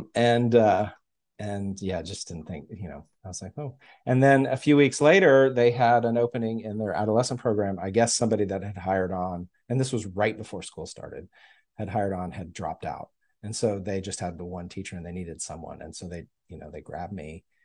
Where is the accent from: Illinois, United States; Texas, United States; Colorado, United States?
Texas, United States; Houston; also born or lived in New York; now in Austin, United States; I was born in New York. My family was born in New York, and we moved to Texas in the early nineteen seventies, like nineteen seventy-one, I guess, and I was, like, one and a half